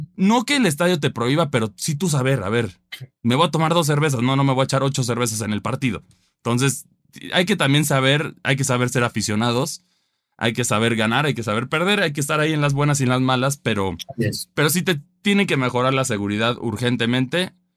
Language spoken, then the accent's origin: Spanish; Mexico; como mexicano